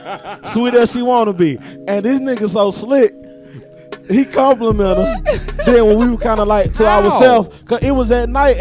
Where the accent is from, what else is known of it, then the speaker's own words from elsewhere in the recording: the South, United States; Because I'm from the South.